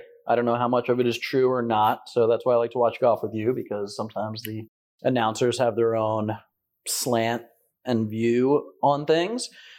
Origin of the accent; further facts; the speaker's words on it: New Jersey, United States; from Jersey.